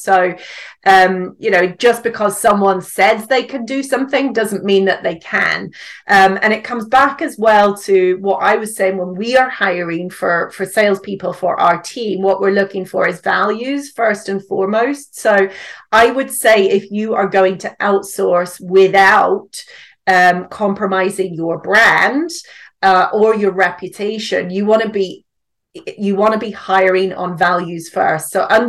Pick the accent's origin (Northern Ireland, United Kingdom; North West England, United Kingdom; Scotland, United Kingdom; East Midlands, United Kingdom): Northern Ireland, United Kingdom; accent: mix of British and Northern Irish; So I'm actually from Northern Ireland. So I live in the UK with my husband and my son now, but the accent is a bit of a mix of British and Northern Irish, I would say.